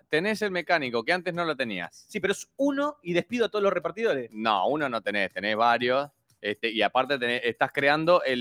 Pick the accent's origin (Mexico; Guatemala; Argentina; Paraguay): Argentina; Nosotros como argentinos nos salta el gen